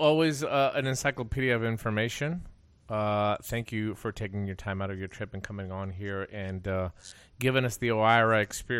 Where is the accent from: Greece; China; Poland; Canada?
Greece; English is a second language; moved away; I'm from Greece.